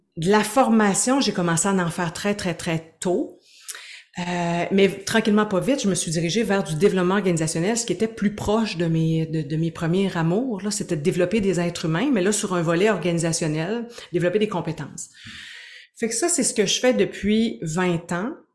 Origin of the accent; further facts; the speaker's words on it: Gaspésie, Quebec, Canada; now in Quebec City, Canada; je suis une Gaspésienne exilée à Québec